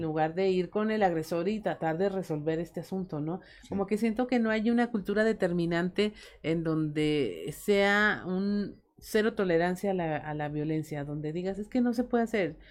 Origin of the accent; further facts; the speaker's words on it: Mexico; cómo somos los mexicanos